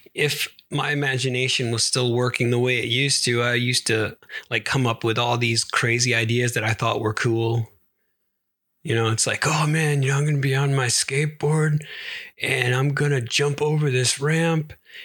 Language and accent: English; Sweden; I am not Norwegian. I am from Sweden.